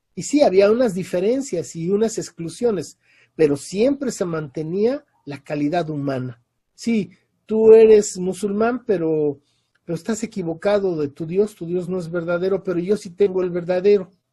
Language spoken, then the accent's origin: Spanish; Mexico City, Mexico; moved away as an adult; also born or lived in Europe; now in Oaxaca, Mexico; Yo nací en la Ciudad de México, y pues, estudié en la UNAM y mi vida fue ahí en el sur de la ciudad